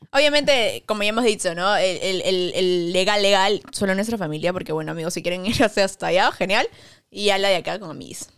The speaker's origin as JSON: {"language": "Spanish", "country": "Peru", "said": "somos de Perú"}